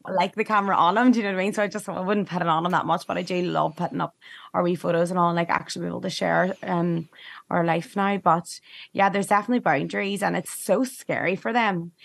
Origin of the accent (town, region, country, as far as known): Ireland; moved away